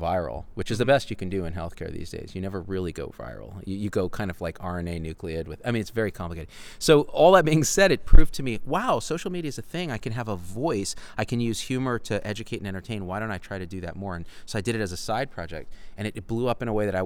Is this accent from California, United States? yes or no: yes; Clovis, California, United States; I grew up in Clovis, California